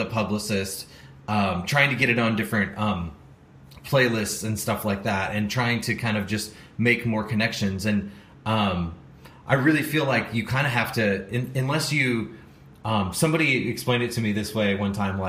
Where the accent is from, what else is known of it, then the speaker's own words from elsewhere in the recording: St. Louis, Missouri, United States; I'm from St. Louis, Missouri